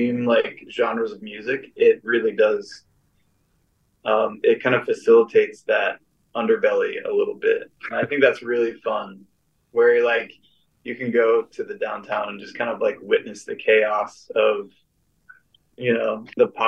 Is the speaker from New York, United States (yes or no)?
no; Florida, United States; also born or lived in Chicago area, Illinois; I grew up in Florida, but I was born like right outside Chicago